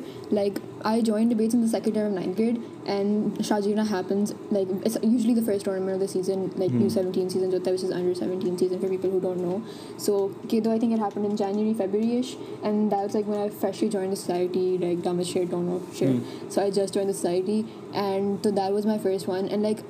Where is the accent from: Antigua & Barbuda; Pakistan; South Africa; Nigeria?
Pakistan; Yeah, no, but I'm Pakistani.